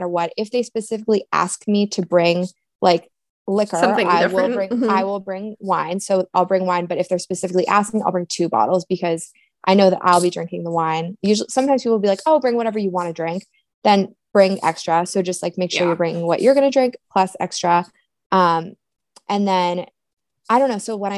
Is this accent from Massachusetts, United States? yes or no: no; Maine, United States; I'm from Maine.